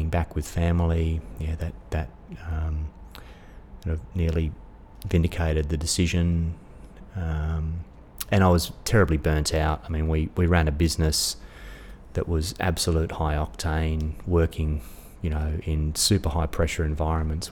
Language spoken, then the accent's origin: English; Australia; also born or lived in Dubai; As an Australian